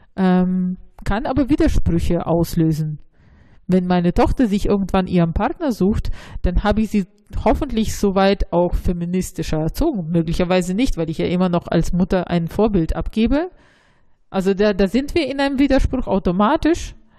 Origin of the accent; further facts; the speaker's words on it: Russia; moved away; ich bin ja in Russland aufgewachsen, aber ich bin nicht wirklich in Russland, sondern in der Sowjetunion aufgewachsen